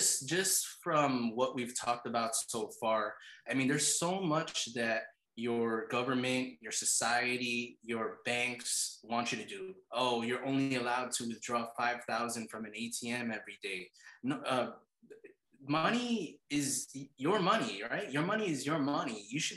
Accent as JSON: {"language": "English", "region": "New York", "country": "United States", "also_born_or_lived": "Philippines", "said": "I'm American. My parents are from the Philippines. But over here in New York"}